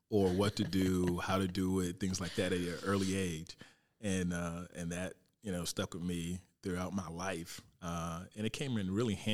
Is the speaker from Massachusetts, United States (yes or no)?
no; Fort Pierce, Florida, United States; moved away as an adult; I'm from Fort Pierce, uh, Florida. So it all started in Little League in Fort Pierce. Um, from Little League to high school to Fort Pierce Westwood High School, go Panthers.